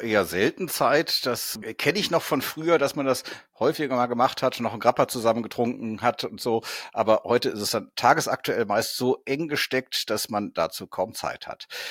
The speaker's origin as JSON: {"language": "German", "region": "North Rhine-Westphalia", "country": "Germany", "said": "wir kommen beide aus Nordrhein-Westfalen"}